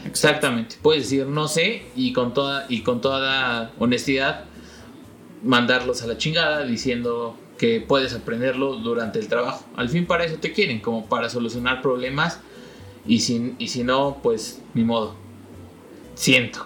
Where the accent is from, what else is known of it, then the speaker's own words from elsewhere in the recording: Mexico; moved away; en mi país